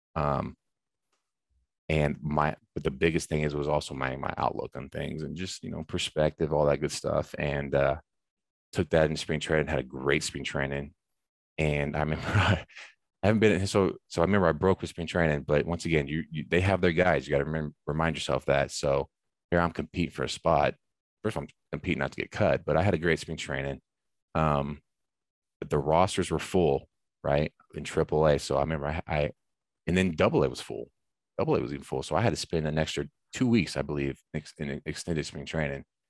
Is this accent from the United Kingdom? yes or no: no; United States; moved away as an adult; now in Canada; I'm from the States